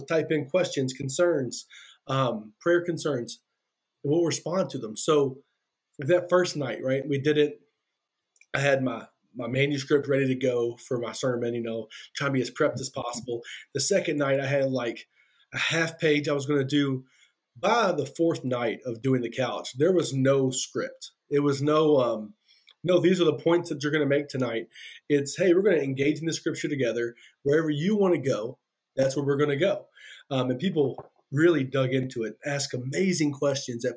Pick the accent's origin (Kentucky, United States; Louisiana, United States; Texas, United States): Kentucky, United States; now in Monticello, Indiana, United States; I'm from Kentucky, if you can hear that accent.